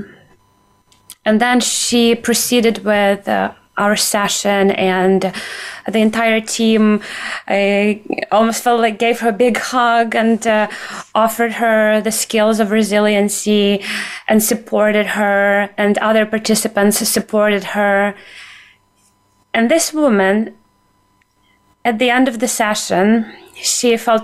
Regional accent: Ukraine; moved away; also born or lived in United States; as a Ukrainian, as an American

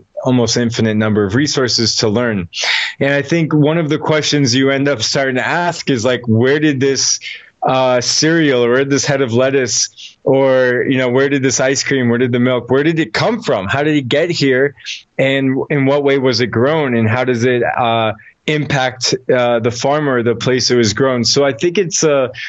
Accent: Newton, Massachusetts, United States; I grew up just outside Boston in a place called Chestnut Hill, Newton, Massachusetts.

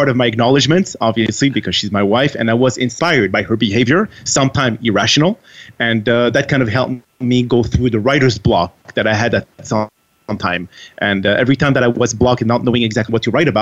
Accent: Montreal, Quebec, Canada; first language French; English is a second language; moved away as an adult; also born or lived in France / Texas; now in Washington, D.C., United States; I am actually from France, and I moved out of France when I was very, very young, and I moved to Montreal, Canada. province of Quebec

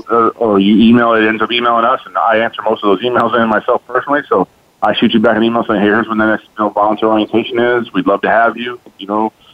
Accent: Chicago, Illinois, United States; moved away as an adult; now in Fort Hood, United States; I'm from Chicago

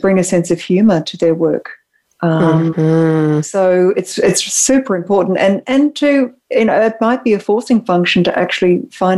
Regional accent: Australia; moved away as an adult; now in San Francisco, United States; as an Australian, I live in San Francisco and I've been here for about 8 years

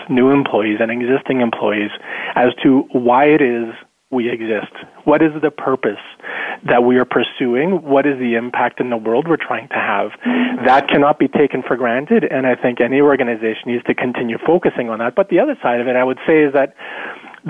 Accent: rural Manitoba, Canada; also born or lived in South America; I grew up in South America with parents who were involved in community work. And then I grew up in rural Manitoba

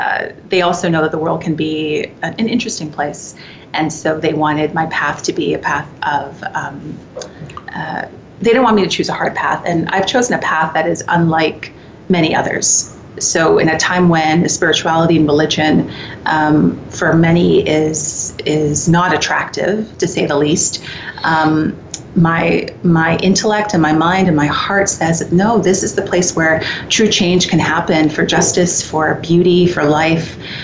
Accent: Canada; I can definitely, as a Canadian, speak to our propensity for inclusion, for actions of justice, for a momentum toward reconciliation

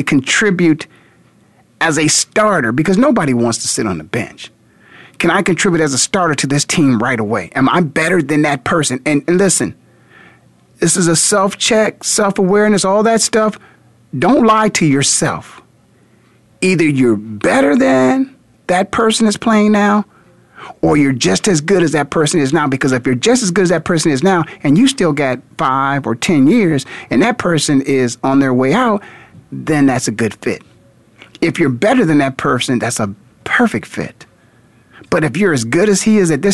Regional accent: Canton, Ohio, United States; I grew up in Canton, Ohio

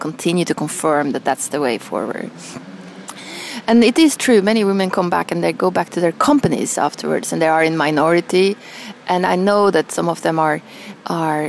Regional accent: Norway; moved away as an adult; also born or lived in Milan; growing up in Norway.

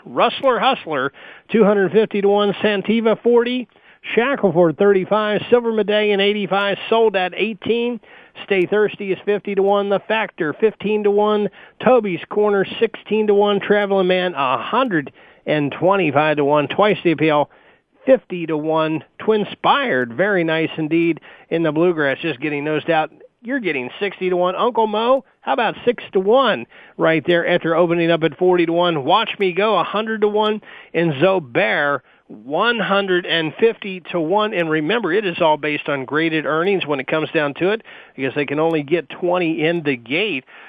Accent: Kentucky, United States; I'm from Kentucky

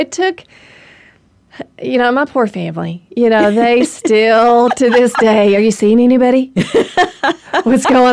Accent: the South, United States; I grew up in the South

